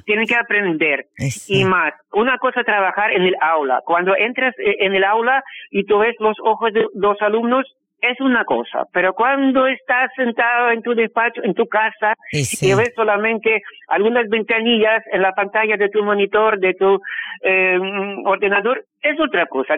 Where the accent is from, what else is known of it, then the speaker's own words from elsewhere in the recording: Rostov-on-Don, Rostov Oblast, Russia; Spanish is a second language; also born or lived in Donetsk, Ukraine; now in Asunción, Paraguay; Sí, yo nací en Rusia, en la ciudad que se llama Rostov del Don